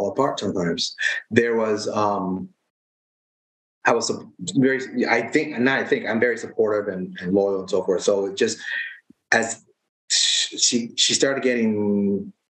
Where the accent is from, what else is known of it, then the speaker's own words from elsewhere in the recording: United States; I was born in the States, so raised in this culture